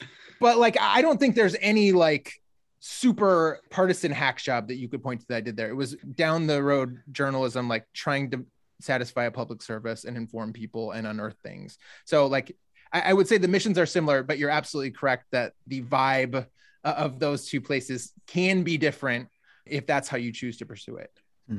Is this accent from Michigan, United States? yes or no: yes; Grand Rapids, Michigan, United States; Yeah, so I am originally from Michigan, grew up in Grand Rapids, and spent the bulk of, actually, I guess about half of my life there.